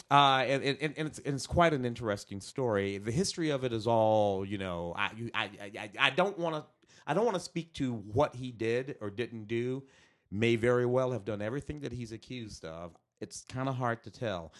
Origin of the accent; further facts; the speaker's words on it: St. Louis, Missouri, United States; moved away; I'm from the Midwest. I'm from Saint Louis